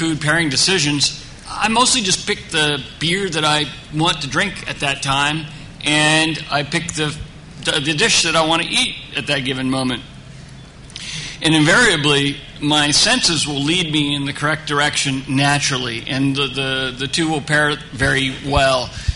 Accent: Pataskala, Ohio, United States; also born or lived in Orange County, California; now in Southern California, United States; when I was four, I moved and grew up in a very small town, Ohio, outside of Columbus, Central Ohio, and then Pataskala, Ohio

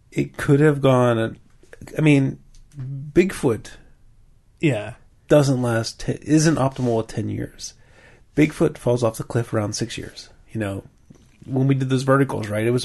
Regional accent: Maryland, United States; But I grew up in Maryland and we used to say water, water. So now I say water.

